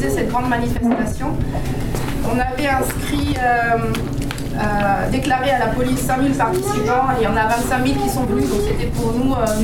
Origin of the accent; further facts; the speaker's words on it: France; also born or lived in Wedding, Berlin, Germany; now in Berlin, Germany; je suis française